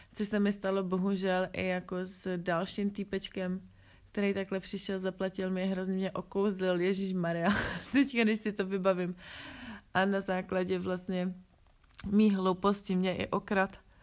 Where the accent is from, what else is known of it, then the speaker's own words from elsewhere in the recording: Czechia; tohle s tom my v Čechách nemáme